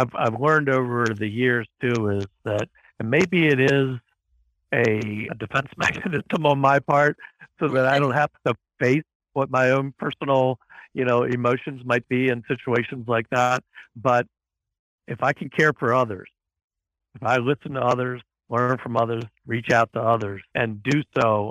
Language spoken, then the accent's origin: English; Baltimore, Maryland, United States; moved away as an adult; also born or lived in Ethiopia / United Arab Emirates; back in my hometown is Johns Hopkins University, Johns Hopkins Medicine